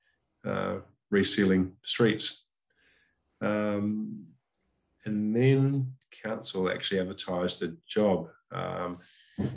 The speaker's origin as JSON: {"language": "English", "region": "South Australia", "country": "Australia", "tie": "born or raised there", "moved": "as an adult", "said": "born and bred in Corunda, which was a which is a little town an hour and a half east of Adelaide"}